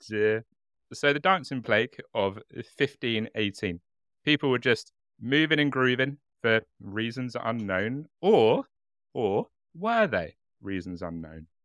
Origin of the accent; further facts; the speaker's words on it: United Kingdom; accent: British; our lovely, warm British accents